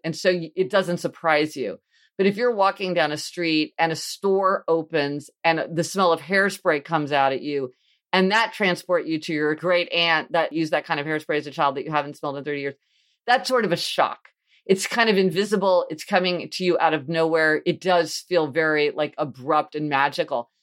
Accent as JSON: {"language": "English", "town": "Kansas City", "region": "Missouri", "country": "United States", "tie": "born or raised there", "said": "I grew up in Kansas City, Missouri"}